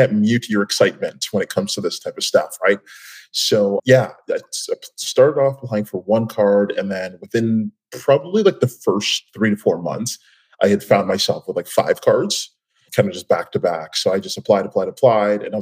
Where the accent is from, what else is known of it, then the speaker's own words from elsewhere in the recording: Nigeria; now in Toronto, Canada; I'm originally from Nigeria.